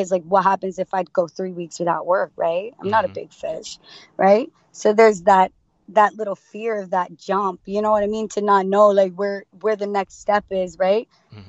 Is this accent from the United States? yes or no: yes; Florida, United States; Florida, baby.